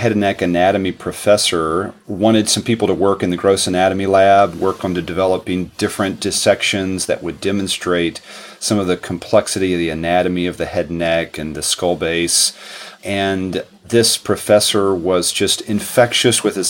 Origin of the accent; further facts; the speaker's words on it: West Virginia, United States; I grew up in West Virginia